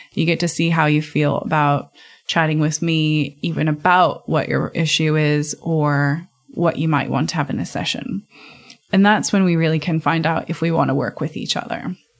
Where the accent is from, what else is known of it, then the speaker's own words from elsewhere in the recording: United States; being American